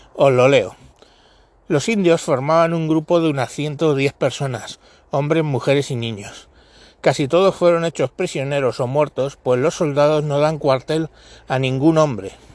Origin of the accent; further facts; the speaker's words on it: Spain; los españoles